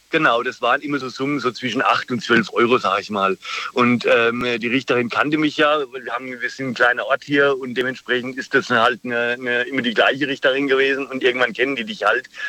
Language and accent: German; Germany; ich komme aus der Ecke Würzburg. Tauberbischofshagen, Würzburg, da die Gegend.